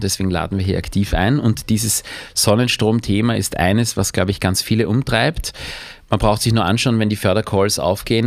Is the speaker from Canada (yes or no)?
no; Austria; als Österreicher